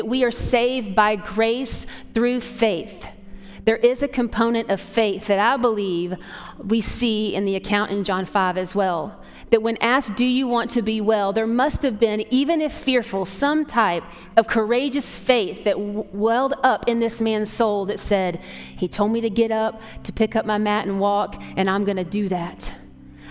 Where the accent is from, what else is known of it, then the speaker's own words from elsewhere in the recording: Atlanta, Georgia, United States; moved away; I grew up in Atlanta